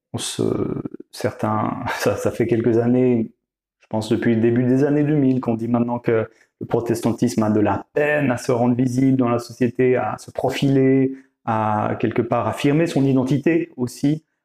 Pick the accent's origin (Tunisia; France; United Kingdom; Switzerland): Switzerland; Vaud; je viens plutôt du canton de Vaud